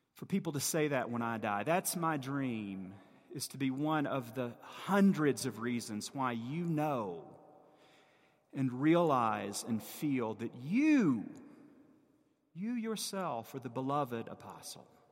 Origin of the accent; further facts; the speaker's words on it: the American South, United States; As a Southerner and a child of the Bible Belt